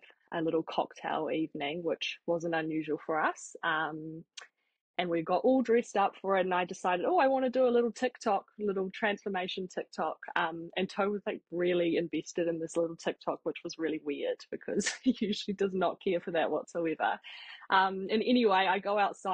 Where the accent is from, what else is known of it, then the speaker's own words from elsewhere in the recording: Papakura, Auckland, New Zealand; also born or lived in Hamilton; we grew up born and bred in Papakura in South Auckland.